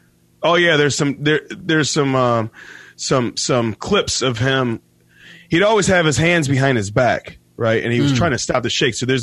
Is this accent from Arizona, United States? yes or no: no; Detroit, Michigan, United States; I'm from Detroit.